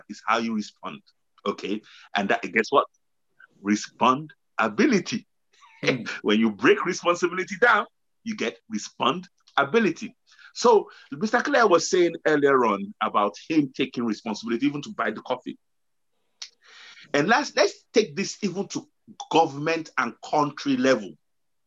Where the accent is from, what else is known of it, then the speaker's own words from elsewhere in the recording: Nigeria; I know we're coming from Nigeria